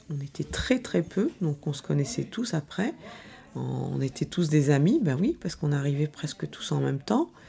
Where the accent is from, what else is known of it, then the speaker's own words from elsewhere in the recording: Villepinte, Île-de-France, France; Donc moi, je suis née en 65 et je suis arrivée en 72 à la Fontaine-Malais avec mes parents euh, au bâtiment Savoie, Savoie 4.